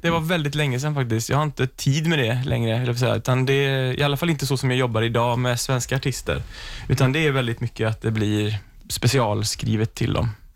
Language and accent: Swedish; Sweden; som svensk